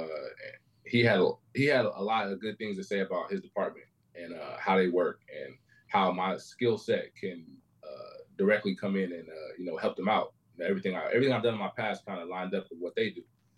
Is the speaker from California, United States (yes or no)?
yes; Fairfield, California, United States; now in Sacramento, United States; I'm from Fairfield, California.